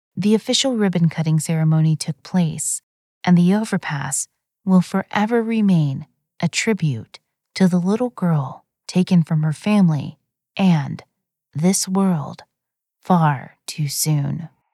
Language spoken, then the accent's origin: English; Plano, Texas, United States; in my hometown of Plano, Texas.